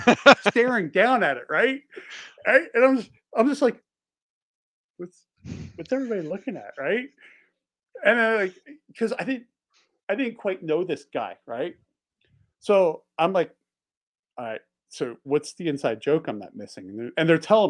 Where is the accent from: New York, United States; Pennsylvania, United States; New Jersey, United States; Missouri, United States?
Pennsylvania, United States; outside Philadelphia; also born or lived in Delaware; now in Montana, United States; I grew up outside Philly.